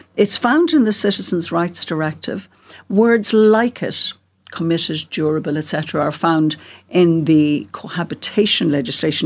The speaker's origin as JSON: {"language": "English", "town": "Cork", "region": "Munster", "country": "Ireland", "said": "I'm from Cork, as you can hear"}